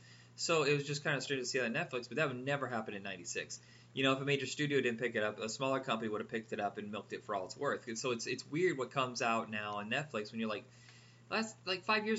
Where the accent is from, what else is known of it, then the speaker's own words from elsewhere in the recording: Indiana, United States; I grew up in Indiana where homophobia was absolutely to the hilt, and in a small town in Indiana. So, I mean, hey, hometown of Mike Pence.